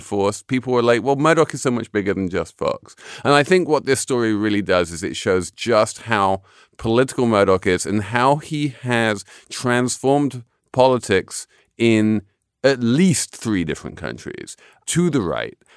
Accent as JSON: {"language": "English", "country": "United Kingdom", "tie": "born or raised there", "said": "when I was growing up in Britain"}